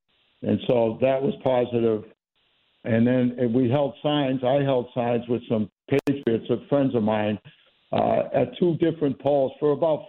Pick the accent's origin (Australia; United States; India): United States; Kingston, New Hampshire; Kingston, which is my hometown